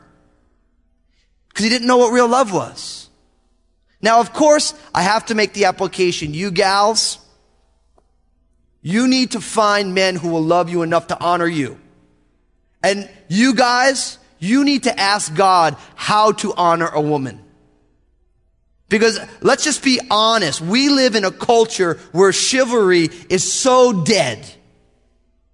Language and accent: English; United States; I grew up in America